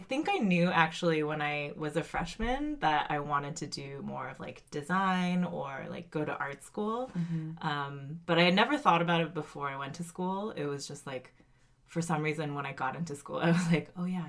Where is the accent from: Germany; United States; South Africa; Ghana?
United States; Cupertino, California; also born or lived in Colorado / Tennessee; And then I moved to California and like moved all around the Bay Area. So I'm from Cupertino, I say